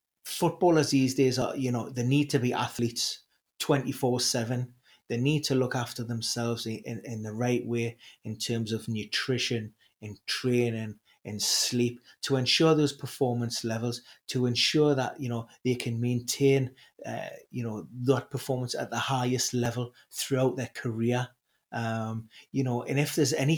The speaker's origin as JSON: {"language": "English", "town": "Newcastle upon Tyne", "region": "North East England", "country": "United Kingdom", "said": "being a Geordie, being a Newcastle supporter"}